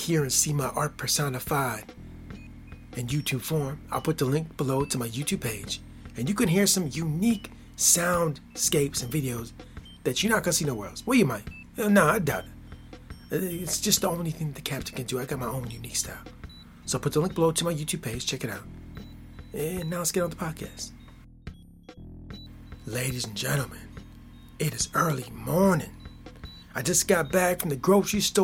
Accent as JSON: {"language": "English", "country": "United States", "tie": "born or raised there", "said": "I'm born and raised in America."}